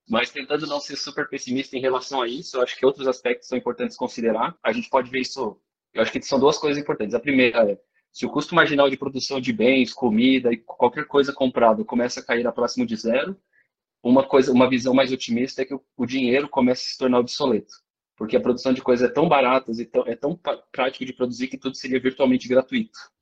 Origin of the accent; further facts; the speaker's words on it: Joinville, Santa Catarina, Brazil; eu sou de Joinville